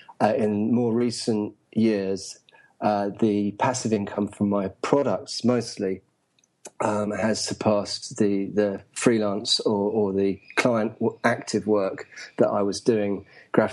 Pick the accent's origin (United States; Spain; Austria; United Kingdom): United Kingdom; England; moved away as an adult; also born or lived in London; now in Saigon, Vietnam; I'm from England.